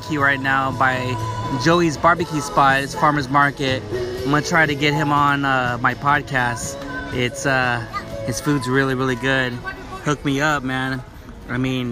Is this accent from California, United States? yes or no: yes; Long Beach, California, United States; moved away; also born or lived in Wilmington, California / Modesto; I was born in Long Beach, but I lived in Wilmington since I was 11 or 12 years old